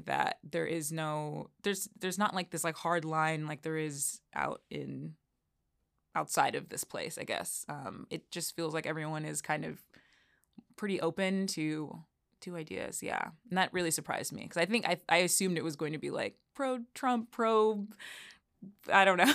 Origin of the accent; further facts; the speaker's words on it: Chicago, Illinois, United States; moved away as an adult; also born or lived in Elmhurst, Illinois; now in Washington, D.C., United States; I grew up, uh, in Chicago. I was born in Chicago, and, uh, I spent most of my young adult life in Elmhurst, Illinois.